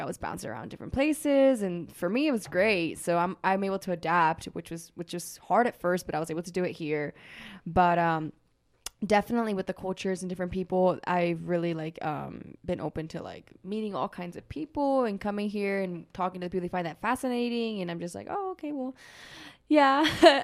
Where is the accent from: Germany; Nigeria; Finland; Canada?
Germany; moved away as an adult; also born or lived in Costa Rica; now in Utah, United States; I was born in Costa Rica. That's where I was born. And then, um, at the age six, I left to Germany. So I was, I lived, like, in Germany for, like, fourteen years. I did elementary school, middle school, high school there